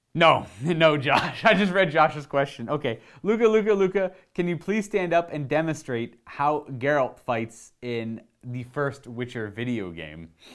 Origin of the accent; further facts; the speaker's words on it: Hamilton, Ontario, Canada; I was born in Hamilton, which is Hamilton, Ontario, so, like, myself, my mother, my mother's parents were all born here in Ontario, Canada